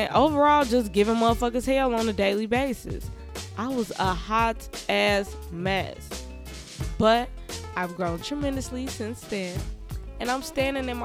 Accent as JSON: {"language": "English", "town": "Chicago", "region": "Illinois", "country": "United States", "tie": "born or raised there", "said": "I'm from Chicago, Illinois, Southside, low end born and raised"}